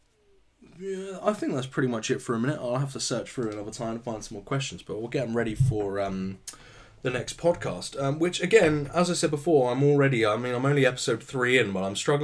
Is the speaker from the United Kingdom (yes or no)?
yes; United Kingdom; I'm British